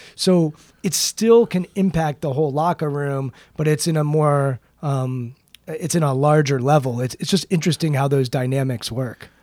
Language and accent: English; Maryland, United States; I'm from Maryland